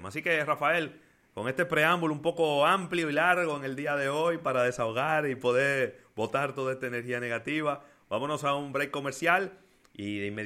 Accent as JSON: {"language": "Spanish", "country": "Dominican Republic", "said": "los héroes son los médicos y también somos los dominicanos"}